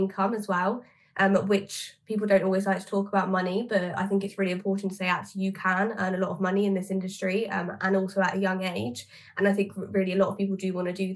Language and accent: English; Southampton, South East England, United Kingdom; I am actually from Southampton